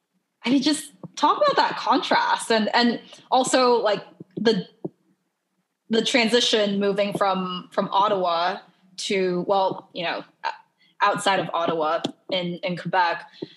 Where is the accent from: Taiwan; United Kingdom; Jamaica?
Taiwan; And I'm from Taiwan, you know, it gets pretty hot and humid in the summer.